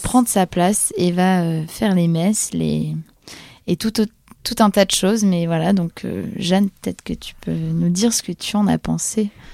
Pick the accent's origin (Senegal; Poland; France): Poland; en tant que polonaise